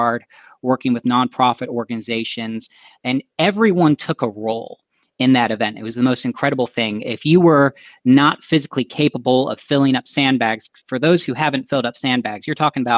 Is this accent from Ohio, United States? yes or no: yes; Dayton, Ohio, United States; also born or lived in North Dakota; now in Cincinnati, United States; I actually managed to come back to my hometown of Dayton, Ohio